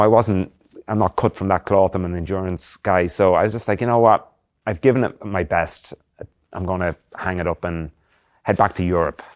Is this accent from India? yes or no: no; Drogheda, Leinster, Ireland; moved away as an adult; I'm from a town called Drogheda in County Louth, which is about fifty K north of Dublin, between Dublin and Belfast in the northeast of Ireland